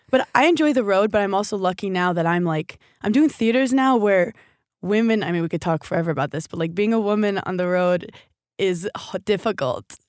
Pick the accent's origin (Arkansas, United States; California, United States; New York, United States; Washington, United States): New York, United States; New York City; I'm from New York City